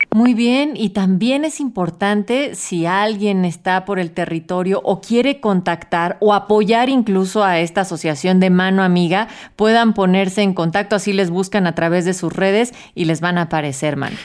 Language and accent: Spanish; Mexico; como mexicanas y mexicanos